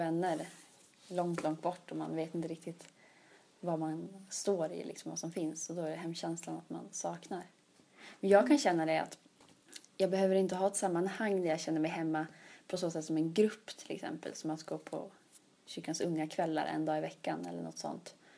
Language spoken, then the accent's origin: Swedish; Sweden; moved away as an adult; now in Uppsala, Sweden; det högkyrkliga hemma i Luleå stift